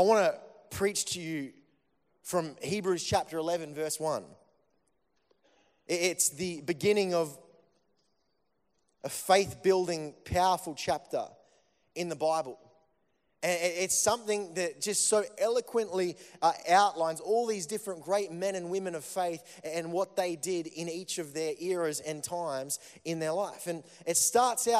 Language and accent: English; Melbourne, Victoria, Australia; I come from Melbourne